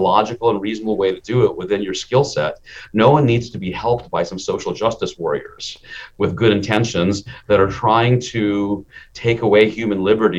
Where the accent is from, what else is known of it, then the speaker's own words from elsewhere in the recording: India; born there; I'm an Indian immigrant, and my father, I was born in India, but my father immigrated us